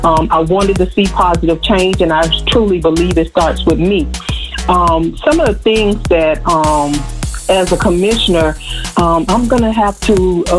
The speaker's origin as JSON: {"language": "English", "area": "Miami-Dade County", "region": "Florida", "country": "United States", "tie": "born or raised there", "said": "I've been a long-time resident of Miami-Dade County, graduated all through high school, middle school, and I graduated from a college right here, Florida Memorial University."}